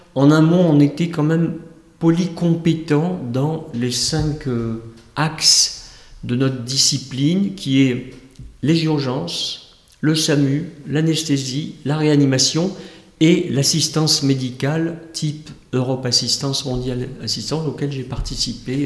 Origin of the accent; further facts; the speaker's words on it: Houilles, Île-de-France, France; moi-même, je suis né à Houille, dans le 78.